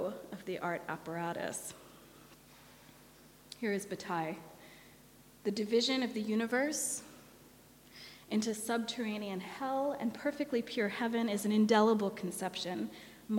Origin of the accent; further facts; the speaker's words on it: San Francisco, California, United States; now in Melbourne, Australia; my hometown of San Francisco